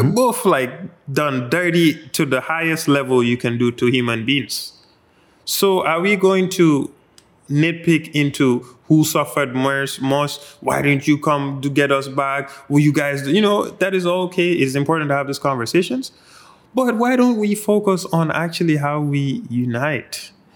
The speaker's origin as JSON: {"language": "English", "country": "Gambia", "tie": "born or raised there", "said": "growing up in the Gambia"}